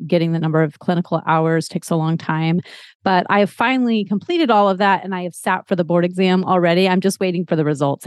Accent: Texas, United States; moved away as an adult; now in Massachusetts, United States; I'm actually originally from Texas, but I've lived all over the place

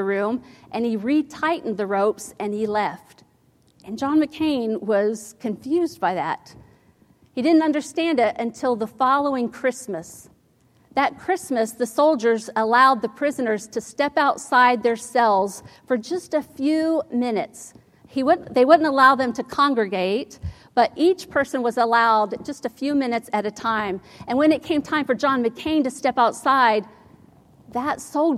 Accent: Ohio, United States; When I was a little girl, I grew up in Ohio

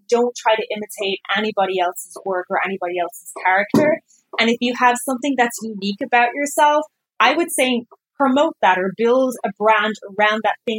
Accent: Ireland; I'm Irish

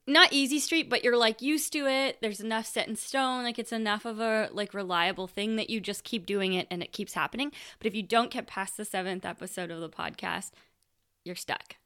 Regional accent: Canada; I grew up in Canada

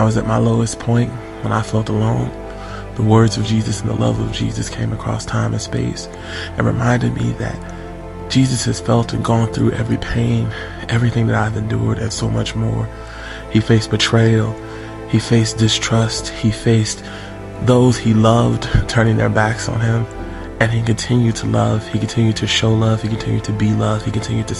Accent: Columbus, Ohio, United States; I'm from Columbus, Ohio.

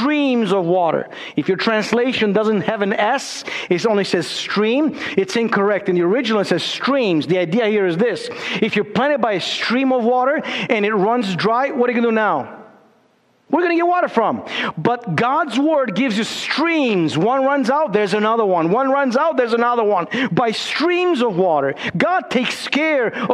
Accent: Romania; moved away; also born or lived in Chicago

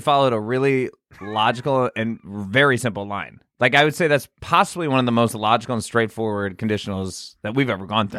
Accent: United States; I'm American.

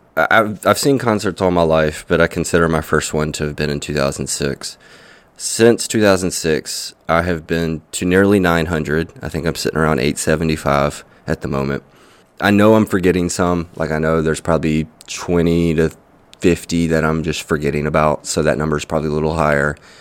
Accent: Mississippi, United States; also born or lived in Hattiesburg, Mississippi / Wiggins, Mississippi / Vicksburg, Mississippi / Brandon, Mississippi; I grew up in different parts of Mississippi. I was born in Hattiesburg.

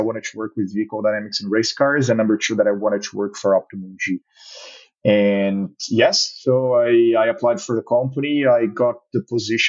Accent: Brazil; moved away as an adult; also born or lived in Denver, Colorado, United States / Europe; I am in Brazil currently, so I'm Brazilian and I have recently moved back here

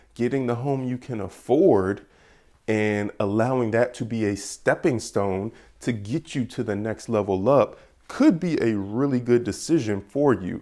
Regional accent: Georgia, United States; I am from Georgia.

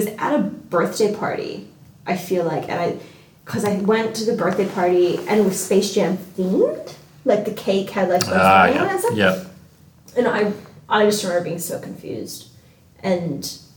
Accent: Hawaii, United States; accent: American; now in Australia; I'm from Hawaii

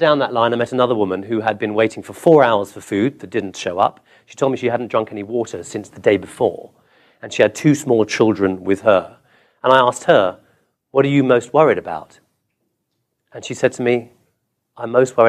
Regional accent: England, United Kingdom; also born or lived in Calcutta, India; now in Washington, D.C., United States; I'm English.

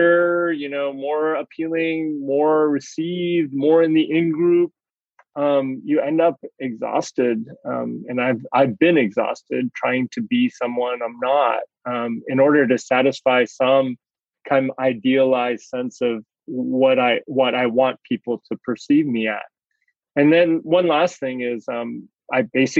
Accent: United States; I'm Chinese American, Asian American

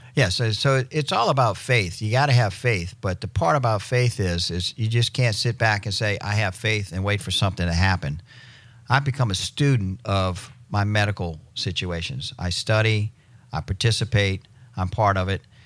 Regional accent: New Orleans, Louisiana, United States; moved away as an adult; now in Destin, United States; I'm originally from New Orleans. Uh, moved here in 96

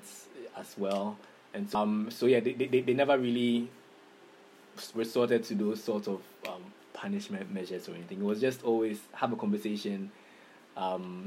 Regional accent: Takoradi, Western Region, Ghana; moved away as an adult; also born or lived in Cape Coast, Ghana; now in Accra, Ghana; I grew up in Takoradi. I lived in Takoradi for the first about 18 years of my life

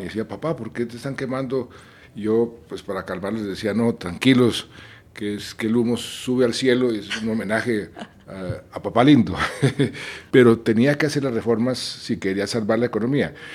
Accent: Colombia; yo crecí en Colombia

